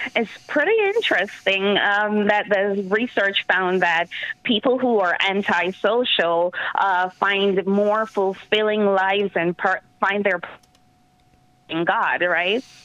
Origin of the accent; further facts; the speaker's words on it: Jamaica; now in New York, United States; I'm from Jamaica, Yemen, the island of Jamaica, and I've been on my own since I was 14